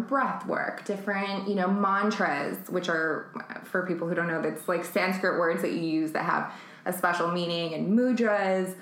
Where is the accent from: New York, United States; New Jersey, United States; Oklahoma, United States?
New York, United States; New York City; also born or lived in San Francisco; now in Los Angeles, United States; I was born in San Francisco, and I mostly grew up in Manhattan.